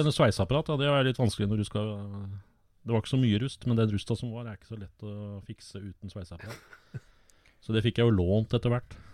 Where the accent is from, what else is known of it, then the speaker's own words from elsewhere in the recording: Åsgårdstrand, Vestfold, Norway; Jeg vokste opp i Åsgårdstrand